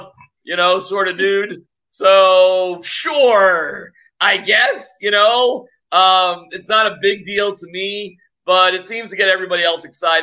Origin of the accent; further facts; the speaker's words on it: Boston, Massachusetts, United States; also born or lived in Steamboat Springs, Colorado / North Shore, Massachusetts; I'm from Boston and I only spent 1 year as a kid in Colorado